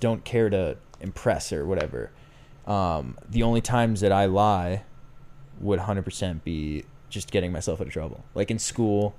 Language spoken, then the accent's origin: English; Boston, Massachusetts, United States; I'm from Boston, I say Aunt